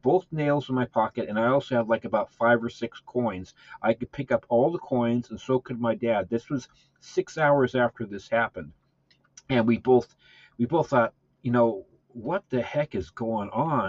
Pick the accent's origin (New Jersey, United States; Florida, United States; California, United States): California, United States; Southern; growing up in California, Southern California